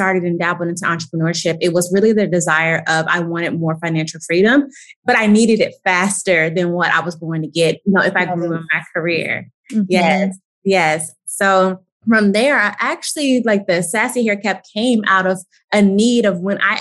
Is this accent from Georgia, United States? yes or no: yes; Atlanta, Georgia, United States; I am from Atlanta, Georgia